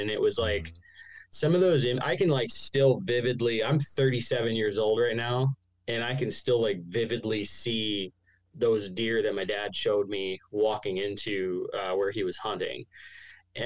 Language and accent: English; Arizona, United States; also born or lived in New York; I live down here in Arizona in the desert.